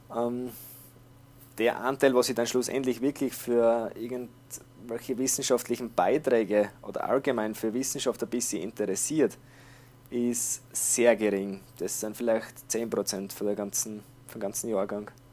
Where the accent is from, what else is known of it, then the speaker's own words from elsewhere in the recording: Austria; bei uns in Österreich